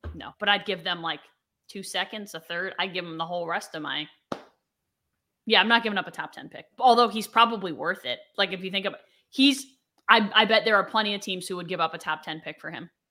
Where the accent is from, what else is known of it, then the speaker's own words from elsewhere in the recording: United States; I am an American